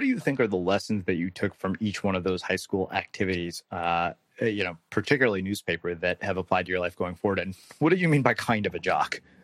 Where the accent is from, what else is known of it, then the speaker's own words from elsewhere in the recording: Texas, United States; I grew up in Texas